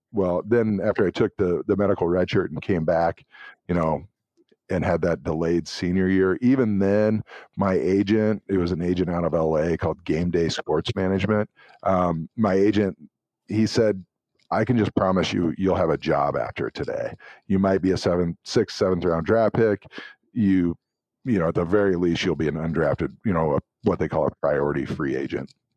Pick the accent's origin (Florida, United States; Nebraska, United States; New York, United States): Nebraska, United States; Tekamah; I'm from Tacoma, Nebraska, a tiny town